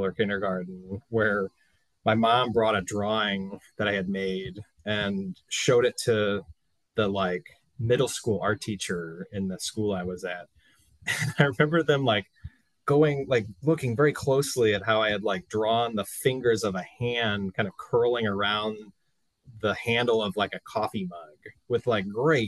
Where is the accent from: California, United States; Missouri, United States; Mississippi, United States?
Missouri, United States; St. Louis; moved away as an adult; also born or lived in Kansas City / Evanston, Illinois; now in Chicago, United States; I grew up in St. Louis